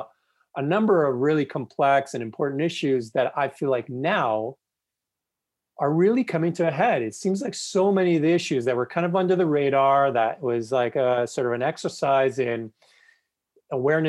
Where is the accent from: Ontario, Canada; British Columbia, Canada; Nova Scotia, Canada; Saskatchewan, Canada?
Ontario, Canada; Toronto; moved away as an adult; now in Calgary, Canada; Toronto, which is actually my hometown